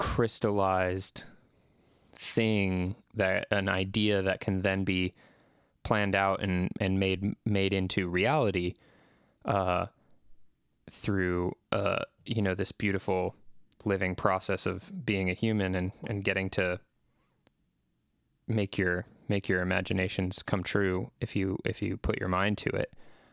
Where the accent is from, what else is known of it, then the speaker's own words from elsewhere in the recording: Seattle, Washington, United States; But for a while in my childhood, I grew up in Seattle. For about 4 years, I lived in Seattle, Washington.